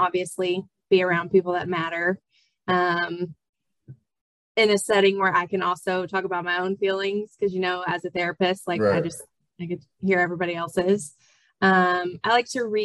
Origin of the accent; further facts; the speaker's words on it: Comanche, Texas, United States; moved away as an adult; now in Austin, United States; I am born and raised in Texas, originally from Comanche, but currently live in Austin